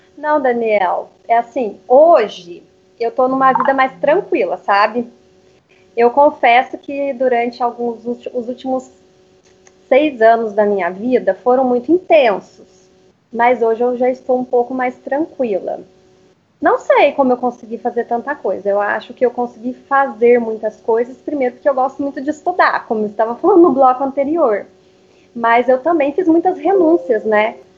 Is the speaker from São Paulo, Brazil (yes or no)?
no; Curitiba, Paraná, Brazil; na adolescência, acabei fazendo os meus primeiros cursos já na área de beleza, de maquiagem. Nessa época eu morava em Curitiba.